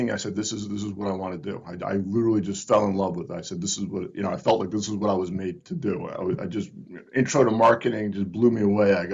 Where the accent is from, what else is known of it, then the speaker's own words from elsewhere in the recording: Northeast, United States; And I'm from the Northeast. I've never heard y'all before.